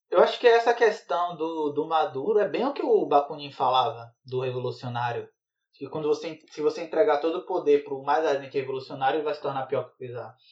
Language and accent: Portuguese; Bahia, Brazil; now in Sergipe, Brazil; Eu sou da Bahia, mas eu tô morando em Sergipe